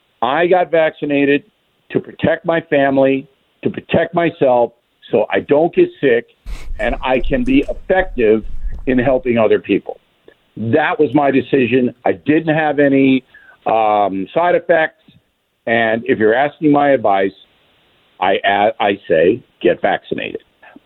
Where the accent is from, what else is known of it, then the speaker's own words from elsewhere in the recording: Levittown, New York, United States; also born or lived in Manhattan, New York; I was born in Manhattan, and I was raised in Levittown, as you guys know. And I know this city as well as any human being on the earth.